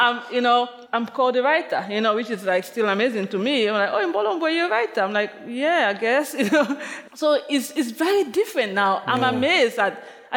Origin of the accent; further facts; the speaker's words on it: Limbe, Southwest Region, Cameroon; moved away as an adult; now in New York City, United States; my childhood in Cameroon